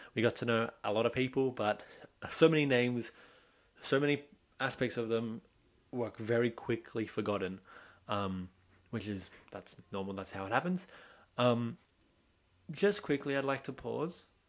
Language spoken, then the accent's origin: English; Sydney, New South Wales, Australia; I'm from Australia, Sydney